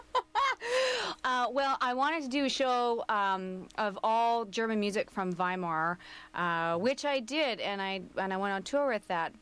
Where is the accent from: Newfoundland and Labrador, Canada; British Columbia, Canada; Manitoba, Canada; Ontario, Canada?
British Columbia, Canada; Coquitlam; I grew up in Coquitlam